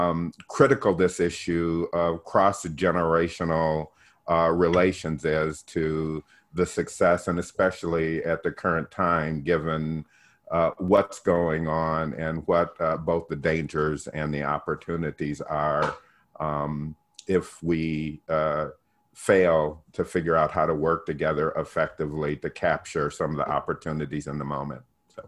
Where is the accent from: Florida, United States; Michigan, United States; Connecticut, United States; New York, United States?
Michigan, United States; Battle Creek; my siblings and I were raised in Battle Creek, Michigan